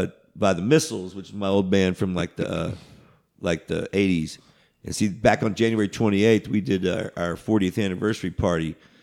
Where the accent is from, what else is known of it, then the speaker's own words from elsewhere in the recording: Houston, Texas, United States; I grew up here in Houston